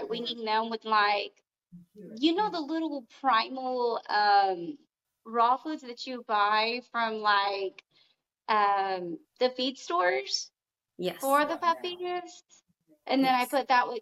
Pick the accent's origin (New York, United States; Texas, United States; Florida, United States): Texas, United States; Austin; I'm from Austin, Texas